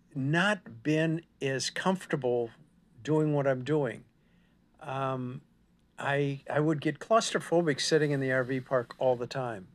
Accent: Minnesota, United States; moved away as an adult; now in Texas, United States; I'm from Minnesota

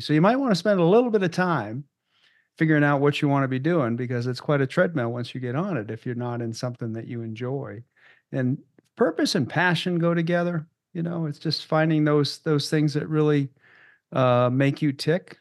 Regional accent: Maine, United States; moved away as an adult; also born or lived in Boston; now in Loveland, United States; where I grew up in Maine

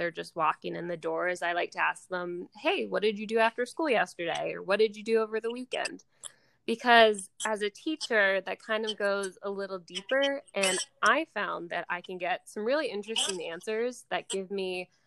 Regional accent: Pittsburgh, Pennsylvania, United States; I'm from Pittsburgh, Pennsylvania

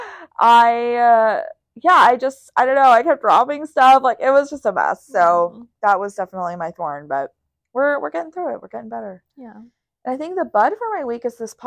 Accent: Houston, Texas, United States; now in Austin, United States; I'm from Houston originally. I'm from Houston I like to make that very clear also, by the way. Like I am not from Austin

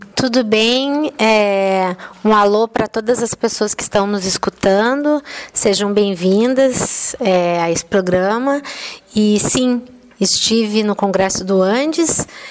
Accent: Rio Grande do Sul, Brazil; moved away; also born or lived in Belo Horizonte; eu sou uma gaúcha, eu sou meio andarilha

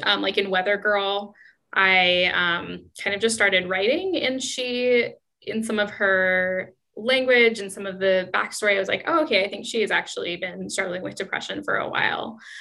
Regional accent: Seattle, Washington, United States; moved away as an adult; now in Amsterdam, Netherlands; i've only ever lived in seattle before i moved to mm-hmm. amsterdam

